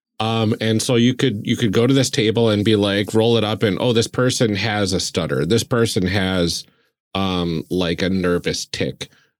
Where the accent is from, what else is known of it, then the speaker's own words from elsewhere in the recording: Wisconsin, United States; we're from Wisconsin